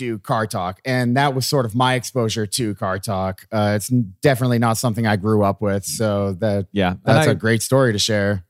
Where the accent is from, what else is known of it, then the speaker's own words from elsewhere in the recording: Boston, Massachusetts, United States; I'm from Boston.